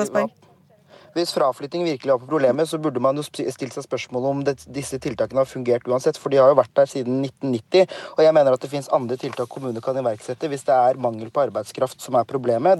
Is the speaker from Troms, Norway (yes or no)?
no; Ballangen, Nordland, Norway; Jeg kommer sjøl fra Ballangen i Nordland